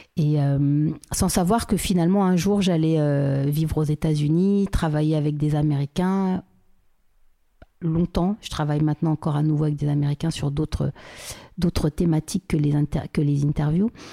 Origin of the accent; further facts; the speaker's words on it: Paris, Île-de-France, France; je suis née à, Paris. j'ai grandi à Paris 16e, à côté du Trocadéro